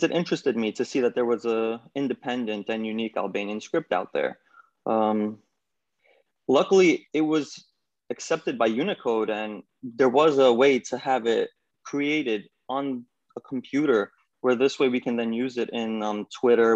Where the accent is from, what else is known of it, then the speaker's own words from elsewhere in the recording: New York, United States; I'm from New York